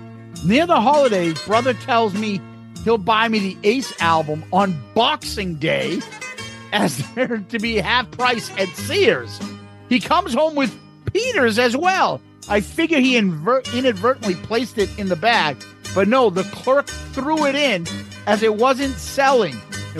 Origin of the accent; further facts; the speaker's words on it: Dublin, Leinster, Ireland; accent: Dublin; It sounds like you're slagging my Dublin accent.